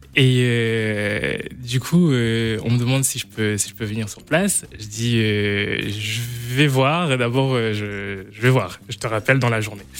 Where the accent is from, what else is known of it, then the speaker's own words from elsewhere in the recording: Landivisiau, Brittany, France; je viens de Brest. D'accord. une petite ville à côté de Brest qui s'appelle Landivisio